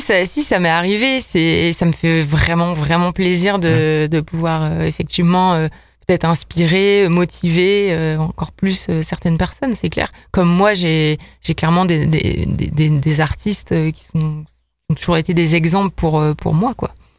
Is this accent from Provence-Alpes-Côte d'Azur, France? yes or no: no; Lille, Hauts-de-France, France; moved away as an adult; now in Lyon, France; je suis quand même originaire de Lille